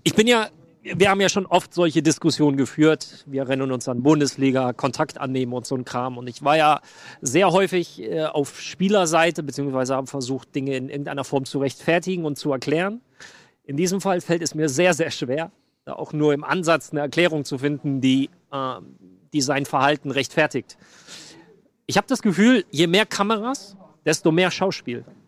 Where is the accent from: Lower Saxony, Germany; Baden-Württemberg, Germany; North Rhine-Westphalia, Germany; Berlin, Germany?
North Rhine-Westphalia, Germany; Aachen; Ich komme ja aus dem Dreiländereck. Deutschland, Holland, Belgien oder Deutschland, Niederlande, Belgien